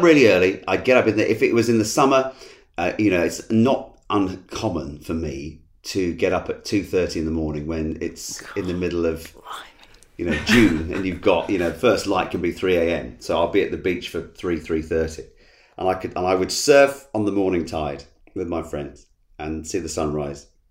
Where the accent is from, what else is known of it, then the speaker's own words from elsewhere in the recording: Essex, East of England, United Kingdom; I was born in, in, in Essex and have lived here and worked here all my life